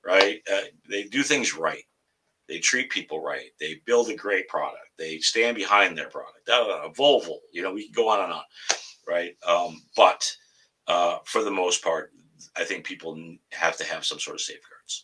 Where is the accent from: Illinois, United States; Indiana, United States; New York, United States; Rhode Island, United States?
New York, United States; Tonawanda; now in Massachusetts, United States; I grew up and born and raised in Buffalo, New York, Tonawanda